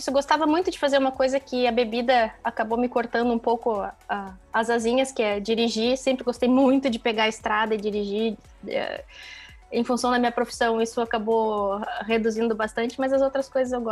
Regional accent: Porto Alegre, Rio Grande do Sul, Brazil; moved away as an adult; eu saí de Porto Alegre, fui trabalhar na Avenida Paulista

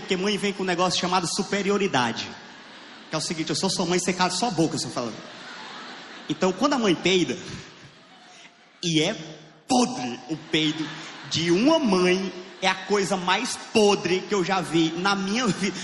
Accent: Piauí, Brazil; Eu sou do Piauí.

